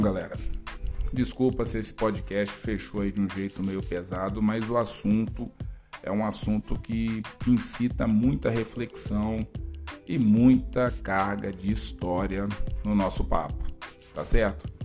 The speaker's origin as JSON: {"language": "Portuguese", "country": "Brazil", "said": "muitos brancos aqui no Brasil"}